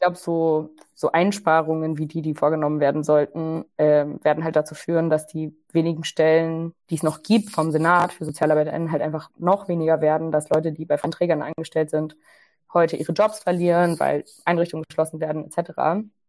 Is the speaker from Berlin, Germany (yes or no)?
no; Ruhr area, North Rhine-Westphalia, Germany; ich komme aus dem Ruhrgebiet